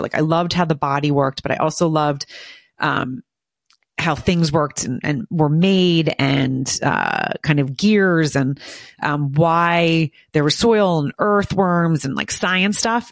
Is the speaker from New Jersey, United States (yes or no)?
yes; Morristown, New Jersey, United States; I grew up in Morristown, New Jersey